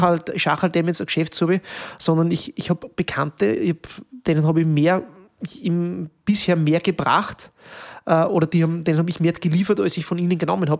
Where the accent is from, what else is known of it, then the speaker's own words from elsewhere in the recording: Peuerbach, Upper Austria, Austria; moved away as an adult; now in Linz, Austria; ich bin ja gebürtiger Bodischler